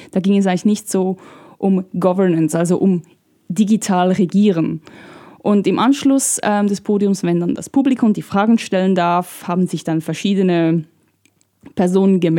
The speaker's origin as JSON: {"language": "German", "country": "Italy", "said": "aber in Italien, da wo ich herkomme, da regiert, da gibt es eine Partei, eine populistische Partei, die alles digital regiert."}